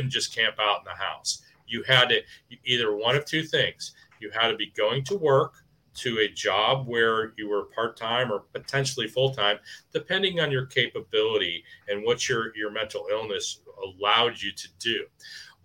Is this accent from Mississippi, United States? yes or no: no; Wilmette, Illinois, United States; our community where Ken and I grew up in Wilmette